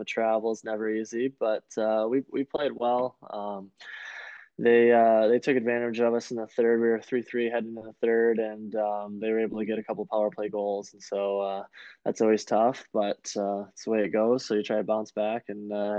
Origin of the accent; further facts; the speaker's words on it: Bloomfield Township, Michigan, United States; Yeah, I was really fortunate there. Lived out on a lake